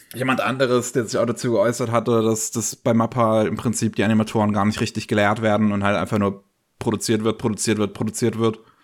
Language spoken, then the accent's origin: German; Germany; bei uns in Deutschland